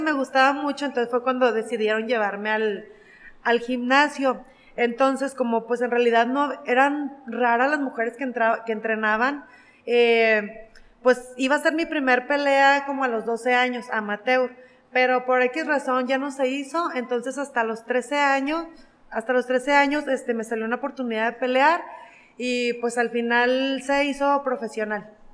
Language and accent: Spanish; Mexico; soy la primera mexicana